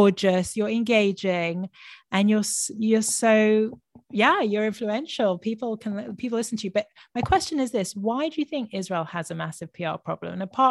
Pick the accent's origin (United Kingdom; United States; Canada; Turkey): United Kingdom; London; my mom's Israeli, but I was born in London and lived my childhood in London, grew up in London, but a very proud half Israeli here.